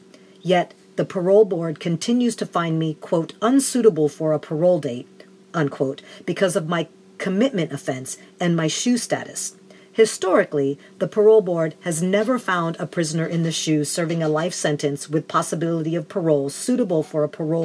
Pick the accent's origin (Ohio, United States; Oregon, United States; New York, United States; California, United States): California, United States; Oakland; those natural things I saw as a kid growing up in West Oakland in the 60s.